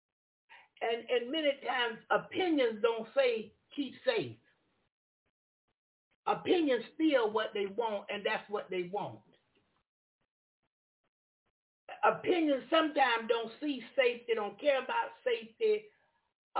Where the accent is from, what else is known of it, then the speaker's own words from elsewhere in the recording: United States; I was born in America.